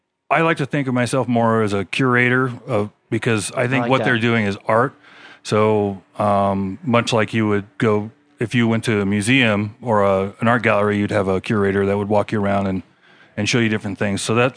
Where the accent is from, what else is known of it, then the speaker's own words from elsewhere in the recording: Washington, United States; moved away as an adult; Originally from Washington State, so not a local boy, but I've lived in Utah longer than I lived in Washington, as it turns out now.